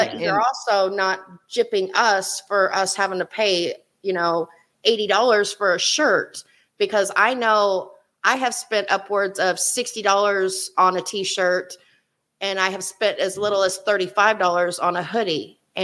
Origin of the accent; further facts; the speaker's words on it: Oklahoma, United States; I'm from Oklahoma.